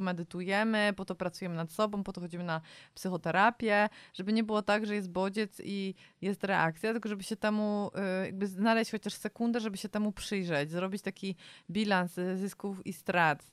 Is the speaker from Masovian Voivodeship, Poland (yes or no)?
yes; Warsaw, Masovian Voivodeship, Poland; my jesteśmy z Warszawy